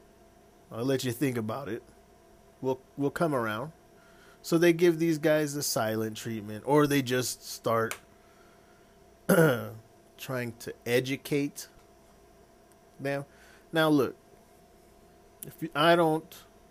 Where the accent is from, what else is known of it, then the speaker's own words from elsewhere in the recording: Arizona, United States; I was born in Arizona